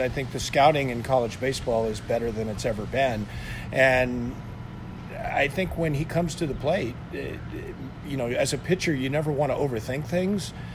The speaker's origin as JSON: {"language": "English", "area": "San Francisco Bay Area", "region": "California", "country": "United States", "tie": "born or raised there", "moved": "as an adult", "lives_now": "Santa Barbara, United States", "said": "you and I grew up in the San Francisco Bay Area"}